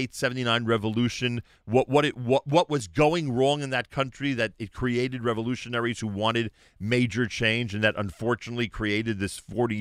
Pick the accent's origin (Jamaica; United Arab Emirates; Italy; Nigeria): United Arab Emirates; born or raised there